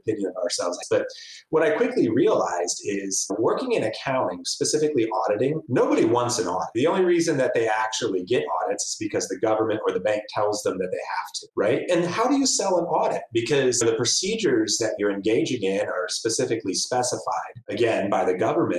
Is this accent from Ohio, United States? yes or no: yes; Cincinnati, Ohio, United States; also born or lived in Oregon / Denver; now in Dayton, United States; I'm originally from Cincinnati